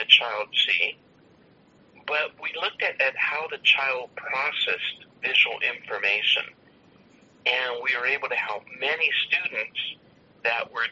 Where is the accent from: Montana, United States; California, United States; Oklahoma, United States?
California, United States; Los Angeles; I grew up in Los Angeles, and my parents, like all of my relatives, we were all gardeners